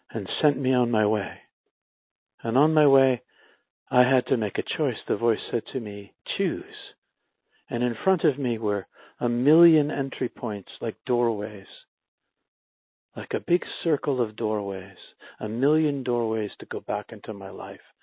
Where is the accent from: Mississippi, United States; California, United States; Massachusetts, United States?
Massachusetts, United States; Boston; I was from Boston.